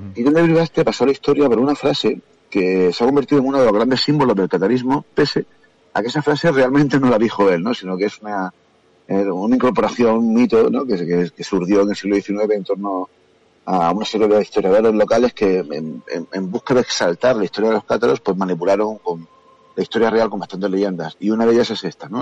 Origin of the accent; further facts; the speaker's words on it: Andalusia, Spain; yo soy andaluz